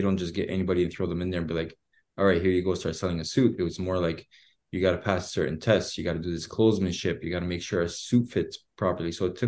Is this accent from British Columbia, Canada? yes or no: no; Edmonton, Alberta, Canada; born there; so I was born in Edmonton. And when I came back to Canada